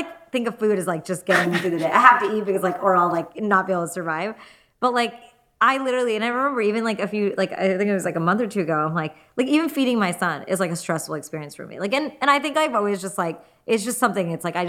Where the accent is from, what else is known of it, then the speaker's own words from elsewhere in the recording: Gujarat, India; Sikh, I'm Hindu. He's Punjabi, I'm Gujarati. We're actually, even within India